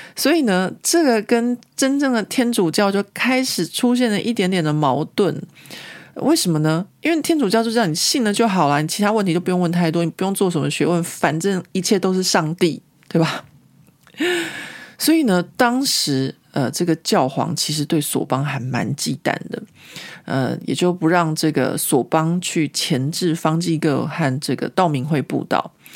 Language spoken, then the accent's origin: Chinese; Taiwan; now in Paris, France; 如果今天我是一个从台湾来的一个呃台湾人